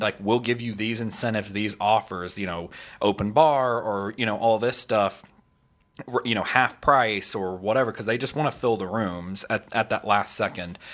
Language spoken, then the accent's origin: English; California, United States; also born or lived in Tennessee; now in Orlando, United States; I grew up in California for a long time